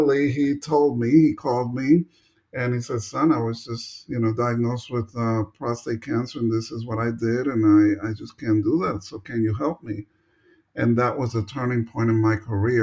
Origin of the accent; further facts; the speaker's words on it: Paterson, New Jersey, United States; moved away as an adult; also born or lived in Colombia / Irving, Texas; when I was 5 years old, my parents moved to New Jersey, of all places, Paterson, New Jersey. And that's where I grew up